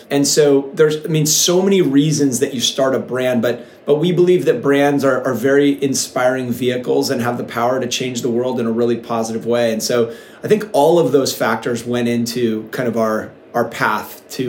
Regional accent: Encinitas, California, United States; we're from Encinitas, California, which sometimes I sound like I'm a salesperson for Encinitas, but it's one of the coolest little towns in America. It's situated in North County, San Diego.

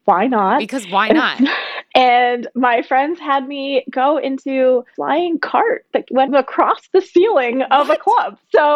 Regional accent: Iowa, United States; moved away as an adult; also born or lived in Chicago, Illinois; now in New York, United States; I'm from Chicago originally, but my parents moved to Iowa in a small town that actually was centered around meditation. So I grew up in a very progressive community, hippie community. Organic food, didn't eat meat until I moved to New York.

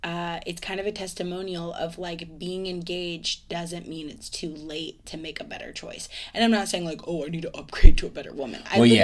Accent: Ireland; It makes sense. I'm Irish. It's gonna add up.

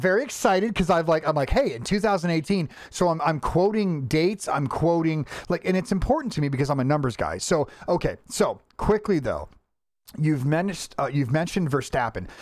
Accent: Florida, United States; I'm from Florida

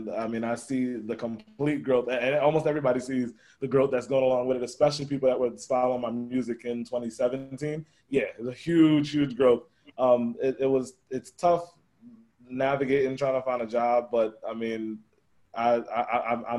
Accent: Atlanta, Georgia, United States; moved away as an adult; also born or lived in New York; now in Ohio, United States; I was in Atlanta myself. And I was born in New York, my family moved to Atlanta, and then from Atlanta, pretty much lived in my parents' place for most of my life.

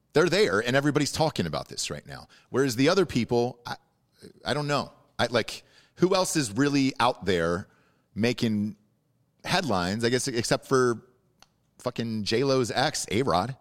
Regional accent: Atlanta, Georgia, United States; born or raised there; moved away

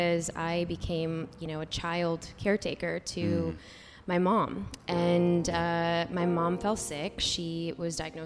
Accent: Chicago, Illinois, United States; I'm from the city

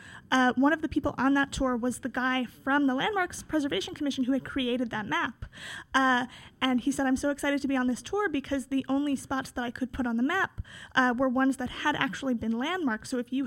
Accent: New York City, New York, United States; born there; No, so I was born on the Upper West Side, so being on this show, I am in my old stomping grounds, but I do live in Brooklyn now. I live in Greenpoint.

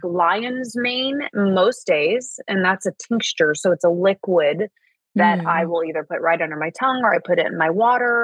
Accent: Indianapolis, Indiana, United States; moved away as an adult; also born or lived in Martinsville, Indiana / Los Angeles; now in Malibu, United States; I grew up in Indiana and split my my early years and my teen years between the city of Indianapolis and then a very very small town called Martinsville

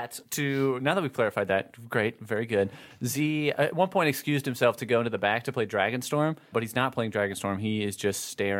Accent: Colorado, United States; I'm from Colorado

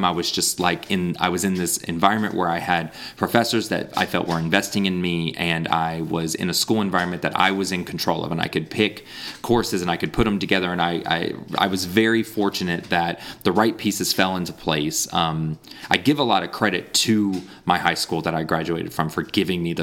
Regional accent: Raleigh, North Carolina, United States; moved away as an adult; also born or lived in Brazil; I was born in Raleigh, raised in the Raleigh area, went to, you know, elementary, middle school, and high school in the Raleigh area

